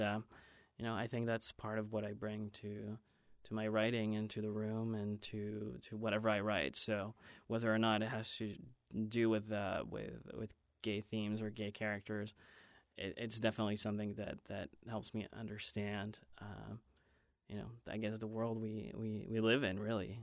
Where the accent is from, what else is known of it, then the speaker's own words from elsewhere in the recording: Belgium; moved away as an adult; also born or lived in Ohio; now in Los Angeles, United States; I grew up in Belgium and until, um, college